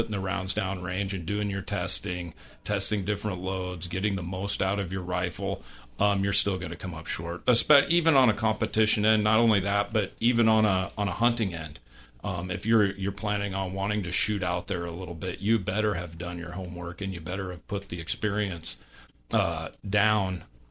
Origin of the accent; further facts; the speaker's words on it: Iowa, United States; I was a kid growing up in Iowa, hunting coyotes